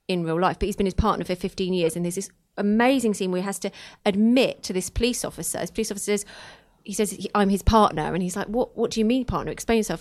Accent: Luton, East of England, United Kingdom; I'm from Luton

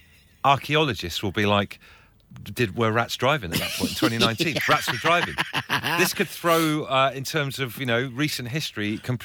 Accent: Trowbridge, South West England, United Kingdom; accent: West Country; moved away; I grew up in Trowbridge. I spent like 10 years in Trowbridge, and our accents, me and my brother, were like, all right, Michael Knight. It's definitely the West Country.

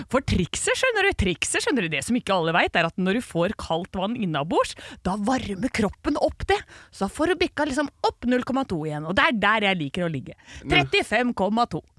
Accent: Drøbak, Akershus, Norway; jeg er fra Indre Oslofjord

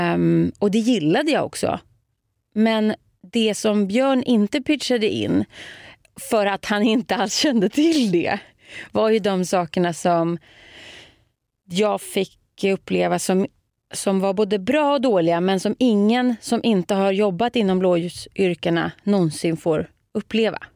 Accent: Nykvarn, Stockholm County, Sweden; first language Swedish; moved away as an adult; also born or lived in Södertälje / Paris / Tyresö; Nynkan, där är jag born and raised

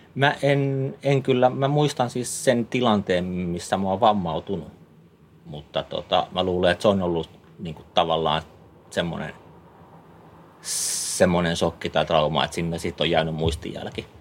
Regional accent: Helsinki, Uusimaa, Finland; moved away as an adult; also born or lived in Vantaa / Jyväskylä / Ivalo / Kemijärvi; now in Äkäslompolo, Finland; mä oon Helsingistä kotoisin. Okei. Okay mä oon, tai Vantaalla käynyt syntymässä. Mä oon pari vuotias, kun ollaan Helsingin puolelle muutettu sitten, mutta, mutta siellä, siellä mä oon lapsuuteen ja nuoruuteen, nuoruuteen ollut

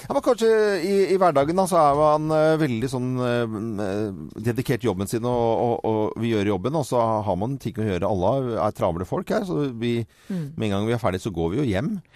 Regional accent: Norway; Vi holder på her hjemme i Norge

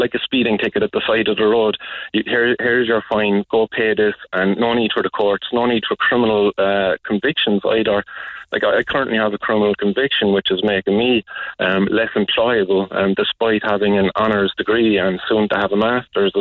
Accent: Cork, Munster, Ireland; I grew up in the Glen

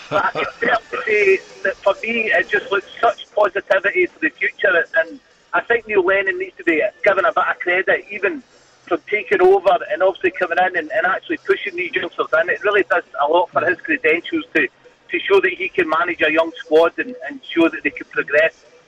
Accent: Cambuslang, Scotland, United Kingdom; I'm obviously from Cambus Lang

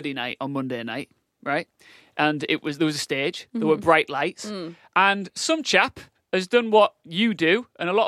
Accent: the north of England, United Kingdom; accent: northern; my northern accent

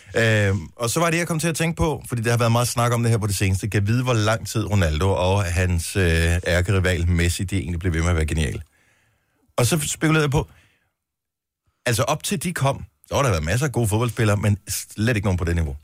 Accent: Funen, Southern Denmark, Denmark; nu er jeg jo i Fynbo

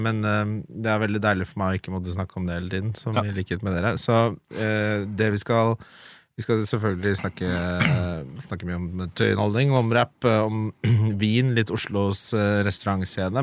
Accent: Oslo, Norway; der jeg vokste opp i Oslo, på Lindern, liksom, på Adamstuen

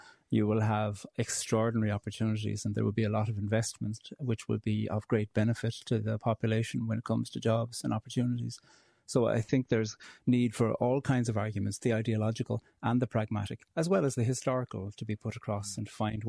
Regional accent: Cork, Munster, Ireland; I'm from Cork myself.

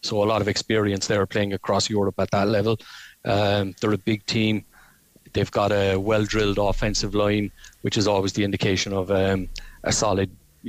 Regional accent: Ireland; Being Irish, we're up for that fight.

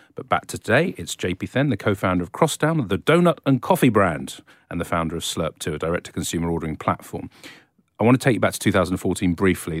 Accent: England, United Kingdom; I was brought up in this country, lived abroad for a few years

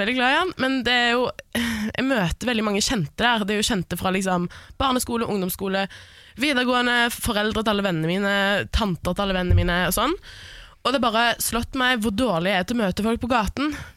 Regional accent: Stavanger, Rogaland, Norway; born or raised there; now in Oslo, Norway

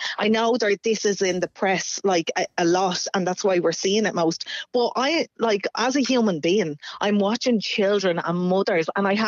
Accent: Ireland; I'm Irish myself

